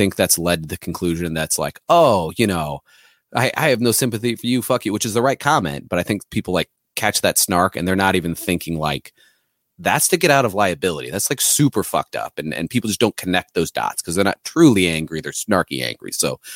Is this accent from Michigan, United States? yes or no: no; Missouri, United States; I'm from Missouri